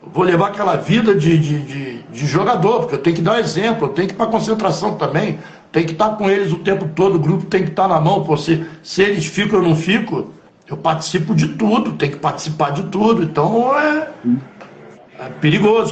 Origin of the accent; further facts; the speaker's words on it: Rio de Janeiro, Brazil; eu nasci em Copacabana, na Sá Ferreira.